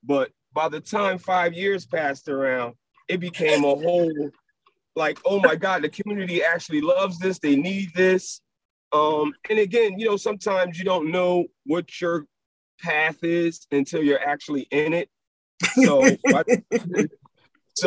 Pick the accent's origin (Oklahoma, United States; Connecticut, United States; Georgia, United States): Connecticut, United States; New Haven; being a kid growing up in Newhallville